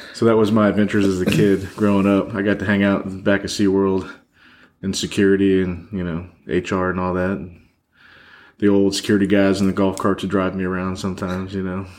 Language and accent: English; Orlando, Florida, United States; moved away; also born or lived in Michigan; I grew up in Orlando